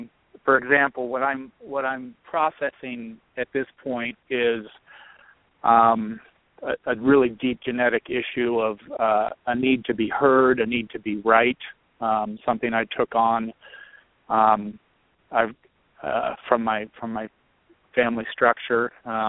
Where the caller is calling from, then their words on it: Colorado, United States; in Colorado.